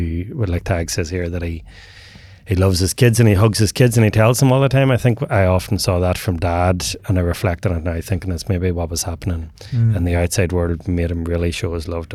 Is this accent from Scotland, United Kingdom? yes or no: no; Northern Ireland, United Kingdom; growing up in the north of Ireland, and we grew up in the Troubles, and I grew up in the 80s and 90s, so at the tail end of the Troubles